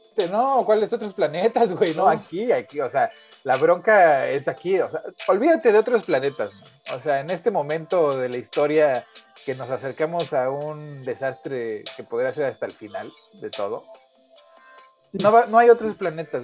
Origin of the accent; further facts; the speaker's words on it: Mexico City, Mexico; viví, crecí en la Ciudad de México